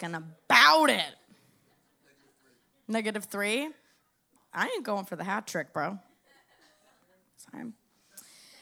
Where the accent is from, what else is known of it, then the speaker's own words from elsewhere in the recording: Miami, Florida, United States; I grew up in Miami